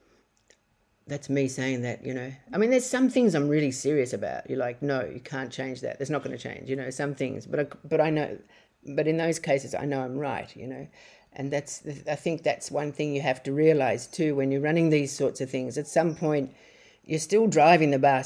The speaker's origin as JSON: {"language": "English", "country": "Australia", "moved": "as an adult", "lives_now": "Bali, Indonesia", "said": "when I go back to Australia"}